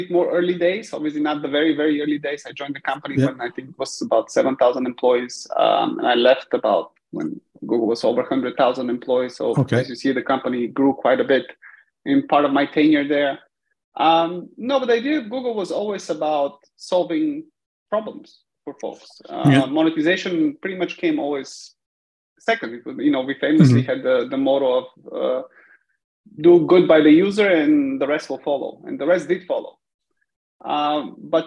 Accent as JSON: {"language": "English", "country": "Bulgaria", "tie": "born or raised there", "also_born_or_lived": "United States", "moved": "as an adult", "said": "I was born and raised in Bulgaria. About the age of 18, I packed bags and in the pursuit of kind of technology, moved to the US for studying"}